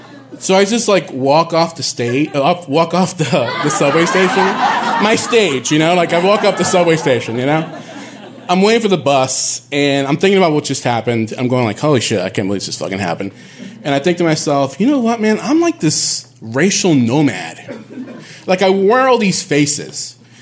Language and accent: English; Bayamón, Puerto Rico; moved away as an adult; also born or lived in Bronx, New York, United States; now in New York, United States; I'm from Puerto Rico. I was raised there.